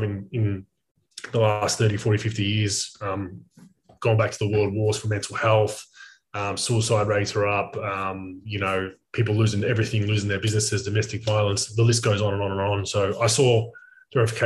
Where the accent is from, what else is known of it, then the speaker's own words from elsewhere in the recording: Melbourne, Victoria, Australia; moved away; I'm from Melbourne, Australia originally